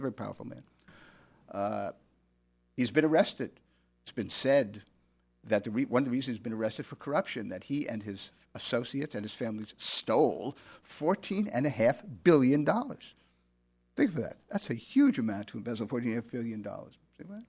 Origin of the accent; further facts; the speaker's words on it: United States; speaking now as an American